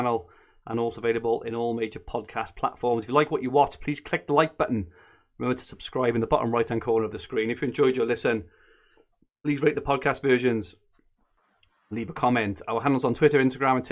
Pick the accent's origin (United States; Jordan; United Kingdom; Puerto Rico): United Kingdom; Barry, Wales; moved away; I'm from Barry originally, so I've got a little bit of a twang there